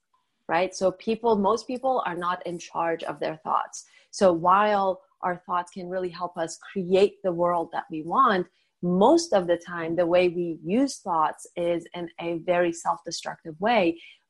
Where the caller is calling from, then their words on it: Los Angeles, California, United States; I'm talking from beautiful, sunny Southern California, Los Angeles, California.